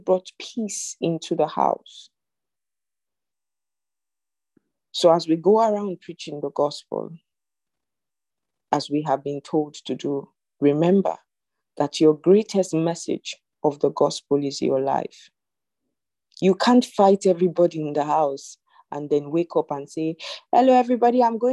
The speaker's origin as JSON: {"language": "English", "country": "Zimbabwe", "said": "I'm from Zimbabwe"}